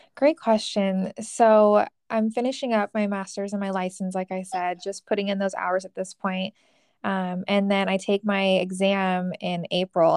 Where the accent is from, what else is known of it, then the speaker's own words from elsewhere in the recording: California, United States; moved away as an adult; now in Arizona, United States; I am originally from California. I moved out to Arizona for my master's degree